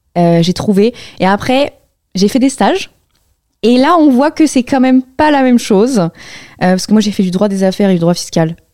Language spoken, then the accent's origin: French; Tours, Centre-Val de Loire, France; moved away as an adult; now in Paris, France; j'ai grandi à Tours. Je suis Tourangelle